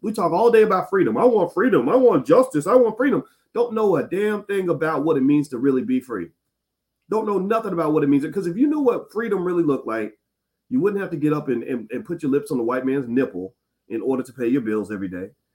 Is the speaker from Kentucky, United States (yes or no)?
yes; Louisville, Kentucky, United States; that's my home city, by the way, Louisville, Kentucky